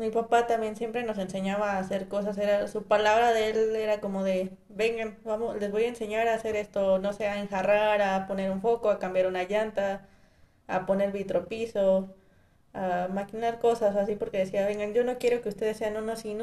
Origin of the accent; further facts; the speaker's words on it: Valle de Santiago, Guanajuato, Mexico; Ok, está situado en Guanajuato, está aproximadamente a una hora y media de Guanajuato.